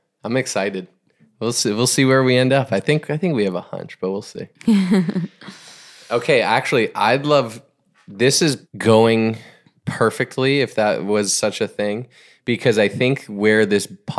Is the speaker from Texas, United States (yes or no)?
no; Boston, Massachusetts, United States; I grew up generally in the Boston area, like a little bit of elementary, middle school through high school, and actually after college and into the work.